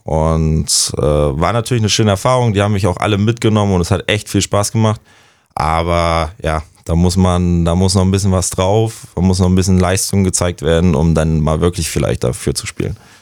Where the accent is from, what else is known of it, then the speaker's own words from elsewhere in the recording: near Rostock, Mecklenburg-Vorpommern, Germany; mein Heimatort Passo, dicht bei Rostock.